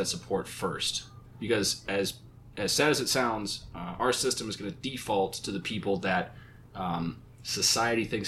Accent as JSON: {"language": "English", "region": "Minnesota", "country": "United States", "said": "my home state of Minnesota."}